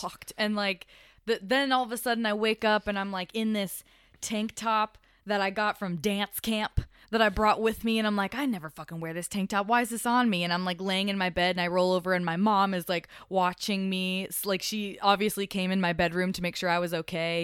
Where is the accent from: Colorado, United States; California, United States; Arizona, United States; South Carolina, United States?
Colorado, United States; also born or lived in Miami, Florida; I'm from Colorado